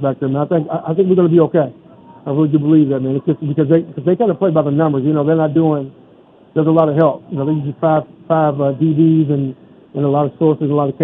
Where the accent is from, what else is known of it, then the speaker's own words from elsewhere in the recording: Louisville, Kentucky, United States; I'm from Louisville, Kentucky